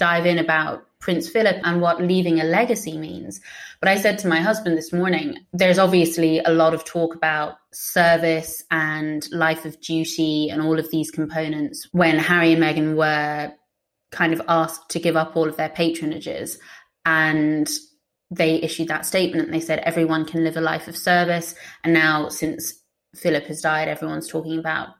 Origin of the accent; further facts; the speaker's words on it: Ireland; me being Irish